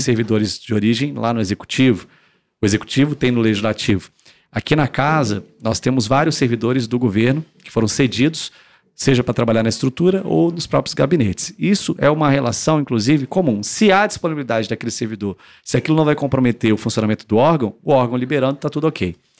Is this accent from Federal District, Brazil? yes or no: yes; Brasília, Federal District, Brazil; eu sou brasiliense, eu não sou filho de político